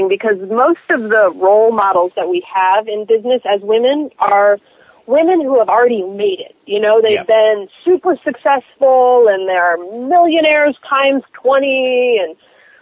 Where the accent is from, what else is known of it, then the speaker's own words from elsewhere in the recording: Miami, Florida, United States; I'm from Miami